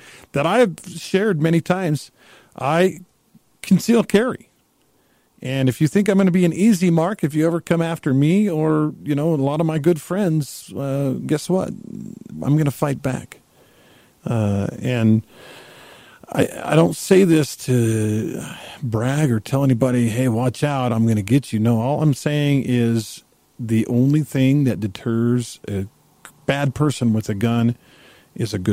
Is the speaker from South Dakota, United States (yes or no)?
no; Texas, United States; my home state of Texas